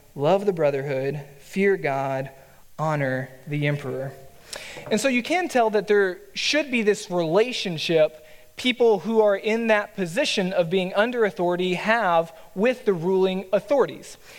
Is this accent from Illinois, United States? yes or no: no; Texas, United States; a Texan by nature